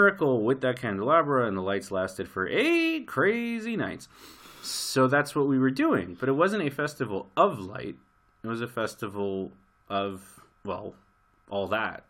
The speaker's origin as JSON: {"language": "English", "town": "New York City", "region": "New York", "country": "United States", "tie": "born or raised there", "moved": "yes", "lives_now": "Jerusalem, Israel", "said": "I grew up in Brooklyn"}